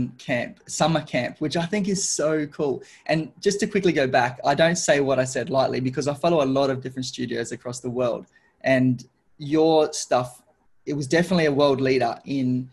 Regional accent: Darwin, Northern Territory, Australia; I come from Darwin, which is a tropical city.

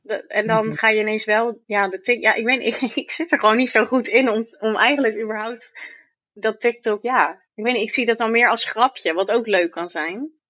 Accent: Vlaardingen, South Holland, Netherlands; in mijn geboortestad

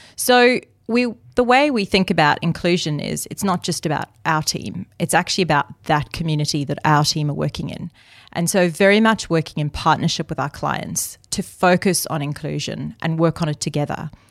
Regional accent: South Africa; I grew up in my dad's restaurant. And my dad came to South Africa as an immigrant

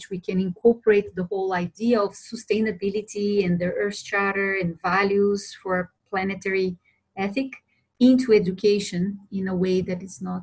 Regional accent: Brasília, Federal District, Brazil; also born or lived in Europe; now in Costa Rica; I was born and raised in Brazil, in Brasilia, the capital, very early on I moved to Europe.

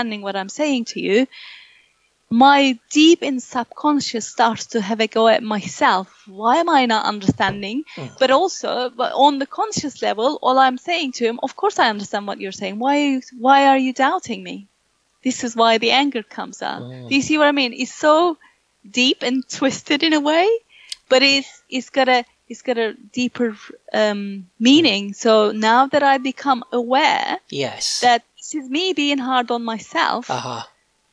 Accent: Turkey; English is a second language; moved away; I come from Turkey. I've lived in this country more than I lived in Turkey. So I am very proficient in my English.

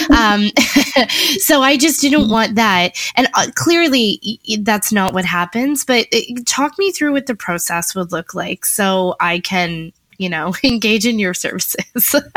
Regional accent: Niagara Falls, Ontario, Canada; I grew up in Niagara Falls, like, at a very like the wrong side of the tracks, high school in Niagara Falls

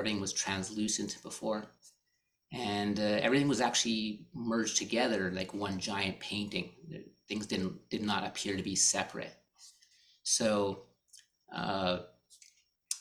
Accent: Canada; I grew up here in Canada

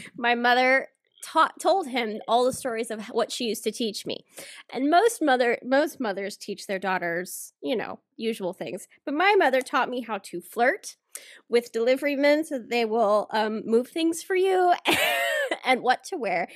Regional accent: the South, United States; I'm from the South, so I can do the accent without whatever being, you know, rude because that's where I'm from

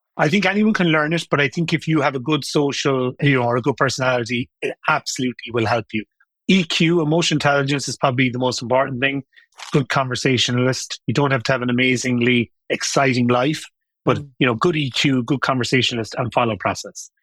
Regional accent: Limerick, Munster, Ireland; moved away as an adult; also born or lived in London; I lived at home. I was from Limerick, 1986.

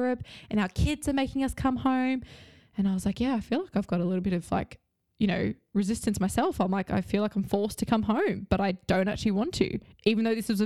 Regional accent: Australia; moved away as an adult; now in London, United Kingdom; being in Australia, which is strange because that's my hometown.

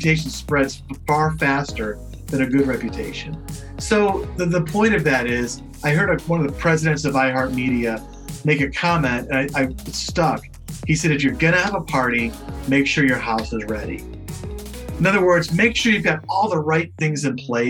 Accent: Chicago, Illinois, United States; now in New York, United States; I grew up in Chicago

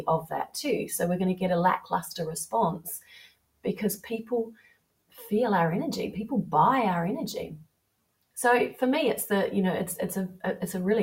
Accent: New Zealand; now in England; growing up in New Zealand and here being in England

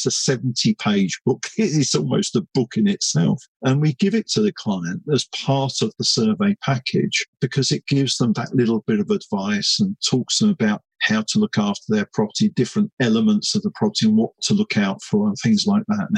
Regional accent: London, United Kingdom; I was brought up in East London, my home stomping ground

